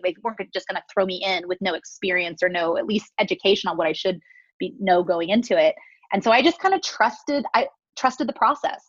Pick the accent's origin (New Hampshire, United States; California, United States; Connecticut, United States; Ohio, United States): California, United States; now in Las Vegas, United States; I grew up in California, kind of born and raised there